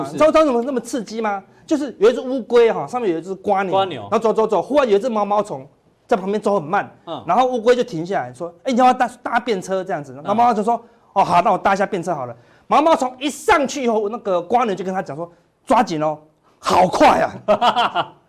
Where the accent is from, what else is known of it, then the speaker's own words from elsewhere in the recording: Taiwan; 我们台湾人是那个电影票很便宜，进去爆米花很贵。